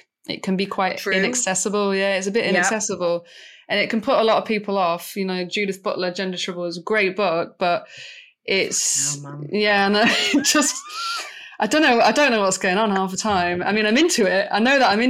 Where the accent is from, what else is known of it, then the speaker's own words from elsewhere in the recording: Manchester, North West England, United Kingdom; I'm from Manchester, which is a big gay-friendly city. But really, where I was from on a council estate, one of the roughest council estates in the city